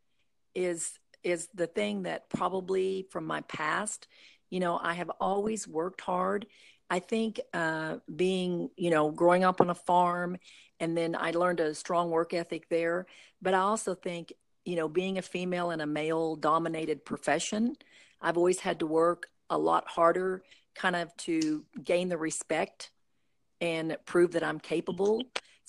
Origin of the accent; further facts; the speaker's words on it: Morrison, Oklahoma, United States; moved away as an adult; also born or lived in Van Buren, Arkansas; I grew up in Morrison, Oklahoma